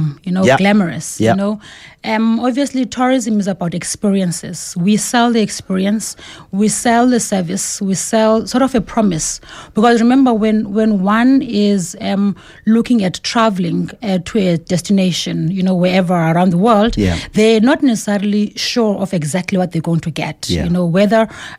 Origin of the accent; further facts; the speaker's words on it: Mthatha, Eastern Cape, South Africa; now in Johannesburg, South Africa; growing up in Umtata, you know, a small city